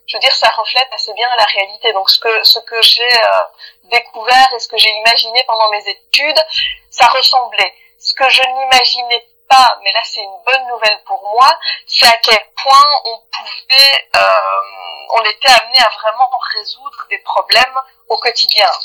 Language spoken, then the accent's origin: French; Belgium; je suis née en Belgique et j'ai, fait mes études et j'ai travaillé euh, euh, exclusivement en Belgique, même si j'ai travaillé dans des sociétés internationales, mais j'ai, toujours été basée en Belgique.